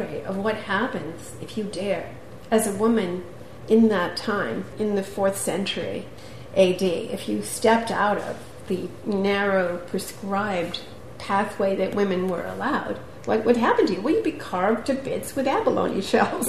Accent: New York City, New York, United States; when we were kids growing up in Queens and Brooklyn

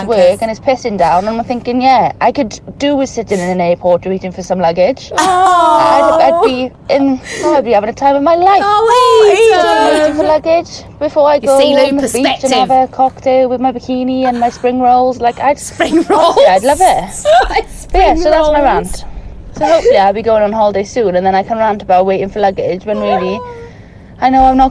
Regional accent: Wales, United Kingdom; I'm from Wales

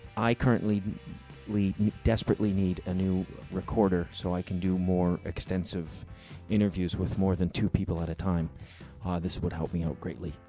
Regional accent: Chicago, Illinois, United States; it's my hometown

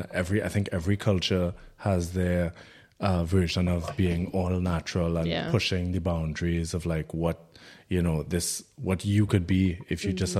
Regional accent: Trinidad & Tobago; we're both from Trinidad and Tobago.

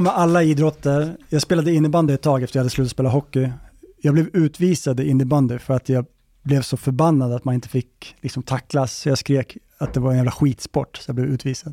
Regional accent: Gävle, Gävleborg County, Sweden; nu är jag uppväxt i Gävle

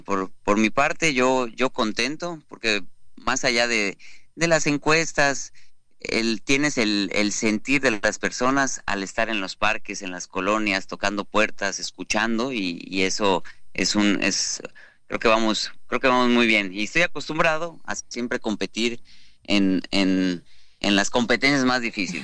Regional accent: Yucatán, Mexico; somos los yucatecos

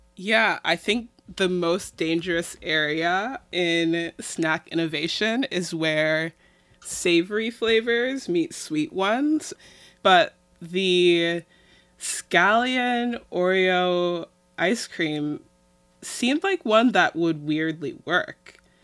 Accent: Midwest, United States; I'm Midwestern

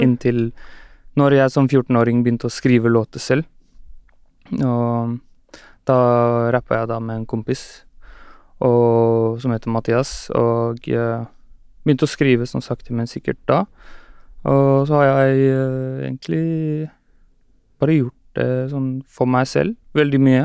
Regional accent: Oslo, Norway; Jeg er fra Skullerud

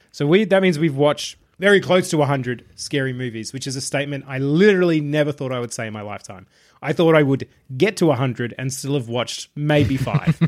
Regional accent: Australia; being an Australian

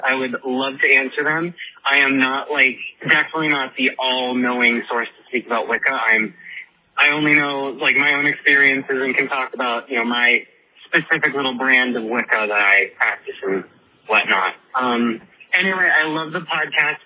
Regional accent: Henderson, Nevada, United States; I'm from Las Vegas, technically Henderson, but I mean it's all Vegas.

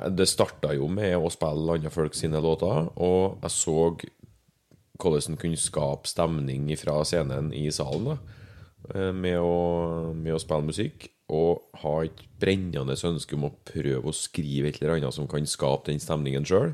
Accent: Verdal, Trøndelag, Norway; moved away as an adult; now in Levanger, Norway; født og oppvokst på Verdalen. Ja. Bodde der til jeg var 19 ish. Så flytta jeg hit, til Levanger

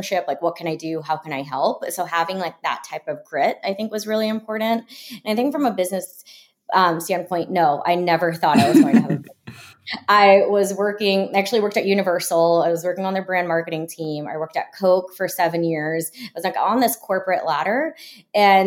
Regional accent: Florida, United States; I grew up in Florida

